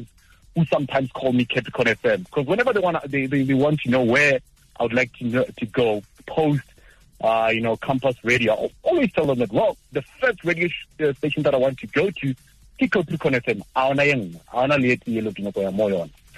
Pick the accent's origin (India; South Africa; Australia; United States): South Africa; Limpopo; I was born and bred in Limpopo, in a village called Amuila.